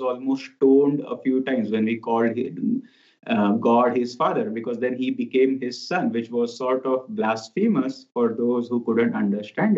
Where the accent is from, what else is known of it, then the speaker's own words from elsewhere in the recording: India; moved away as an adult; now in Ananda Village, United States; I come from India